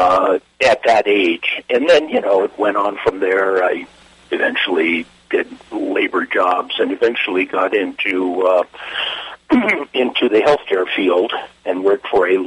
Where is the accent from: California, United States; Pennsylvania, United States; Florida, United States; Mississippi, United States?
California, United States; Los Angeles; I grew up in East L.A. As part of a Russian community